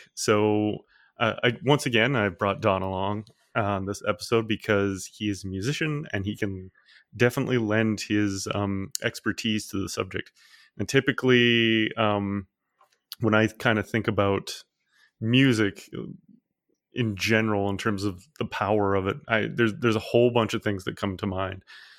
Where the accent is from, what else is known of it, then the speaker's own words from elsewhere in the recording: Newfoundland and Labrador, Canada; I'm from Newfoundland, and so like I grew up by the ocean